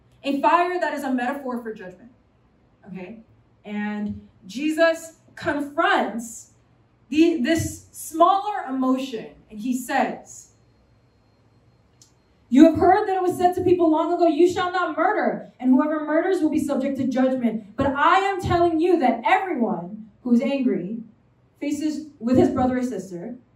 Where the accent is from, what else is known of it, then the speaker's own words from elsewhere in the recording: New York City, New York, United States; I'm a New Yorker, okay? I come from New York City.